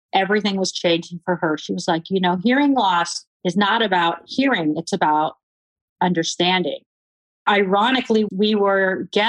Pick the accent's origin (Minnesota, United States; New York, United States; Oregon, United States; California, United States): California, United States; moved away as an adult; I was from California